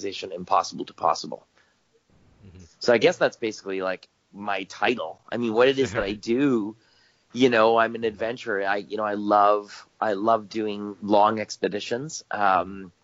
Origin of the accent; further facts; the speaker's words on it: Canada; I'm Canadian. I live up here in Canada